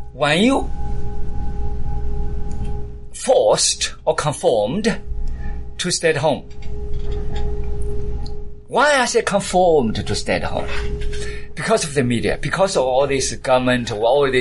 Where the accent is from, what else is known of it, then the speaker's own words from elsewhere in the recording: United Kingdom; accent: British; And so I had my accent, my British accent